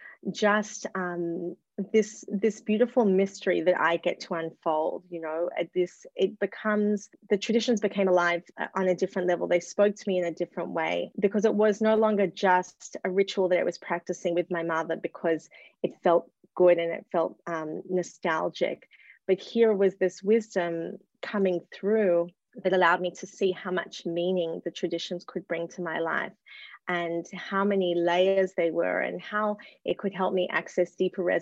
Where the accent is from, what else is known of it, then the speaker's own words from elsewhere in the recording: Australia; moved away; also born or lived in New York; I grew up in Australia, which is where I'm speaking to you from now.